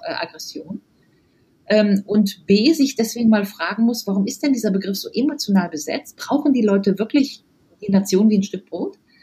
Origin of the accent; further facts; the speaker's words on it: Rhineland, Germany; ich komme aus dem Rheinland